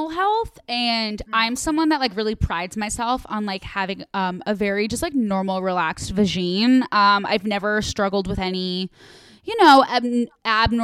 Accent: Midwest, United States; I'm from the Midwest.

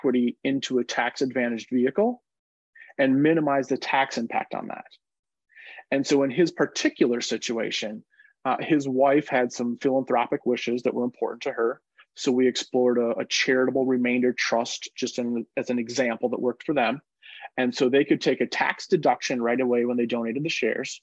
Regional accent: Minnesota, United States; growing up in Minnesota, I was surrounded by these, you know, blue-collar baby boomers

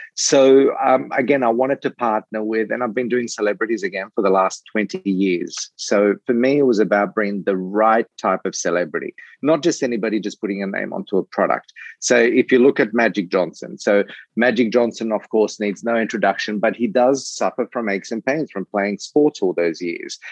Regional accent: Australia; moved away; I'm originally from Australia

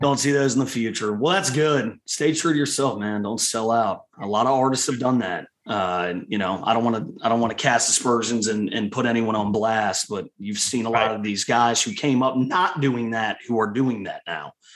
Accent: Richmond, Virginia, United States; my hometown of Richmond, Virginia

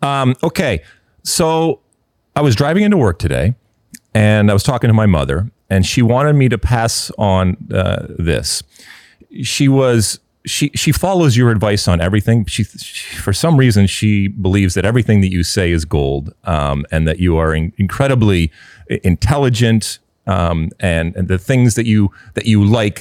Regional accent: Michigan, United States; You know, I grew up in Michigan in the 70s.

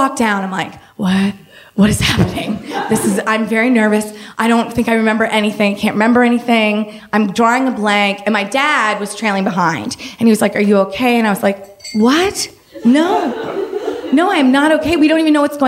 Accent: Maine, United States; my family, growing up in Maine, we camped in the summer

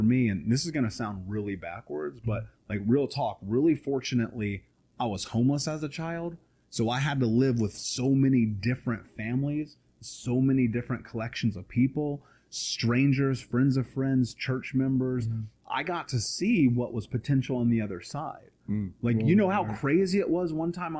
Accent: Indianapolis, Indiana, United States; I grew up in Indianapolis.

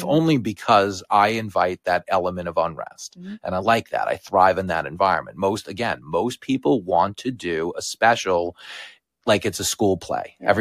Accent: Long Island, New York, United States; where I grew up on Strong Island, these are my people

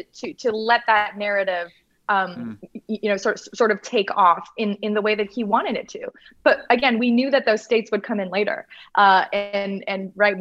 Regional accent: Canada; as a Canadian

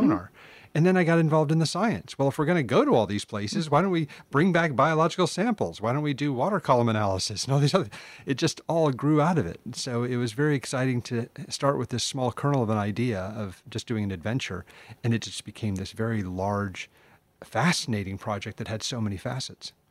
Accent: United States; I'm American

